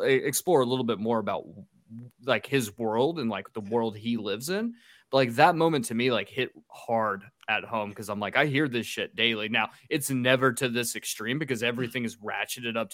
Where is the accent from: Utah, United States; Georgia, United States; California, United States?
Georgia, United States; Atlanta; I'm from Atlanta